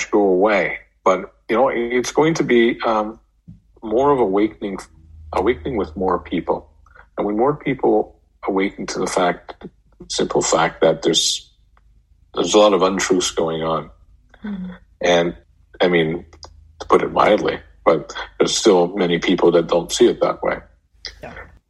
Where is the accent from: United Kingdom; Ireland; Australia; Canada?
Canada; moved away as an adult; also born or lived in Denver; I come from Canada. I'm not in Canada right now.